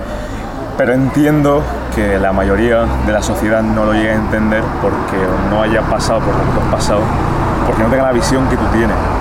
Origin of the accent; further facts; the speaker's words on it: Jaén, Andalusia, Spain; yo soy de Jaén